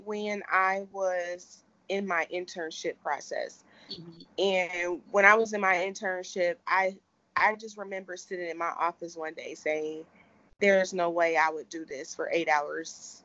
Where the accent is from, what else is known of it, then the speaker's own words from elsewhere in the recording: Cincinnati, Ohio, United States; Cincinnati, Ohio, born and raised